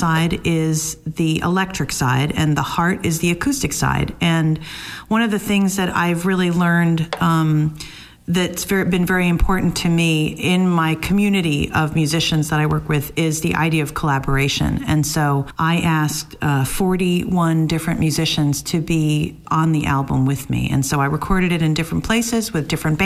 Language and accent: English; New Jersey, United States; moved away as an adult; now in Boston, United States; So I am from New Jersey originally, but I've been in Boston for about 18 years